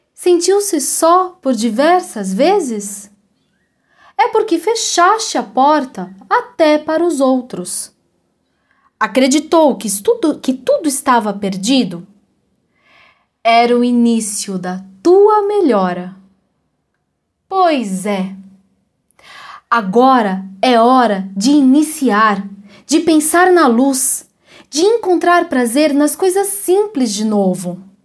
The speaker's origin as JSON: {"language": "Portuguese", "town": "Ribeirão Preto", "region": "São Paulo", "country": "Brazil", "tie": "born or raised there", "moved": "as an adult", "lives_now": "Curitiba, Brazil", "said": "Embora eu já viva em Curitiba há quase 20 anos, eu sou de Ribeirão Preto, que é uma cidade no interior de São Paulo"}